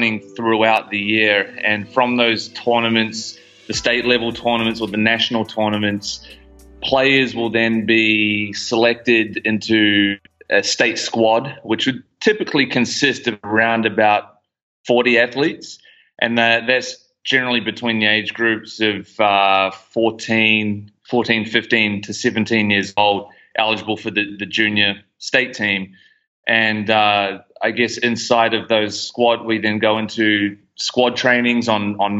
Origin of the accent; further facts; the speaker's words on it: New Zealand; moved away as an adult; now in Gold Coast, Australia; I'm originally from New Zealand, moved over to the Gold Coast back in 2012.